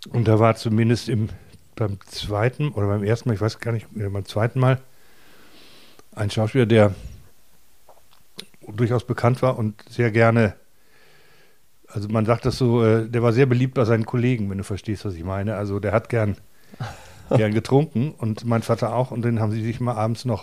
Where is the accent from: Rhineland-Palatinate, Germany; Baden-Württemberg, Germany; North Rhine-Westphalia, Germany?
North Rhine-Westphalia, Germany; Recklinghausen; ich komme aus, also ich bin in Recklinghausen aufgewachsen